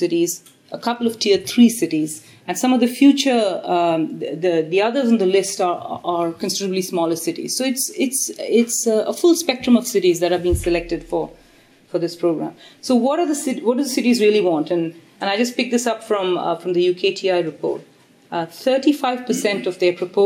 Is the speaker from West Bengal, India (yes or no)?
no; Delhi, India; moved away as an adult; also born or lived in United States / Chennai; now in London, United Kingdom; I grew up in Delhi